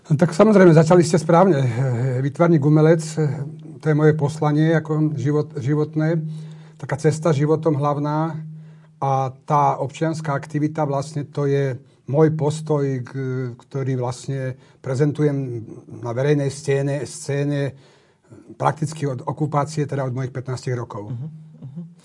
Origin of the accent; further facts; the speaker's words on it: Piešťany, Trnava Region, Slovakia; ja som vyrastal s mamou, s babičkou v Piešťanoch